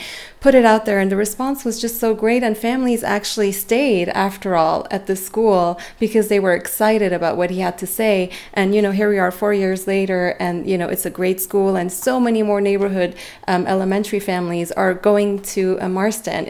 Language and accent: English; Beirut, Beirut Governorate, Lebanon; moved away; I grew up in the Mediterranean, and I grew up in Beirut. I'm Armenian originally, but my parents are born there